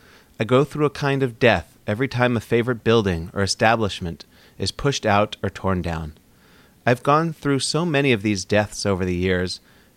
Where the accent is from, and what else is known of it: Seattle, Washington, United States; born or raised there